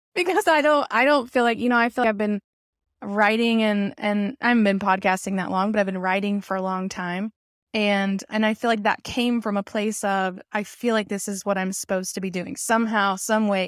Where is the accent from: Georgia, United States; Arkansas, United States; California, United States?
Arkansas, United States; I'm even from Arkansas